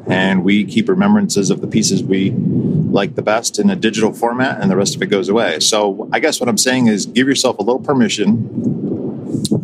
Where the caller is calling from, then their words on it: Toledo, Ohio, United States; I'm calling from the Toledo, Ohio area.